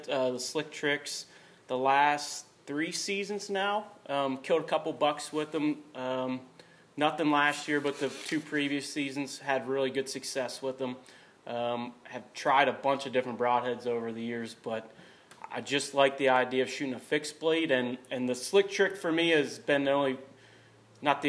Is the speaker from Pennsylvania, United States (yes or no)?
yes; South Central Pennsylvania, United States; we're from South Central Pennsylvania.